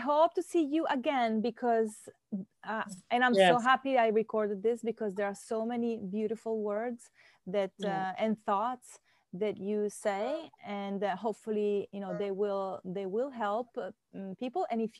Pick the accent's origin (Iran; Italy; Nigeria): Italy; first language Italian; English is a second language; because my first language is in Italian. English is my third language.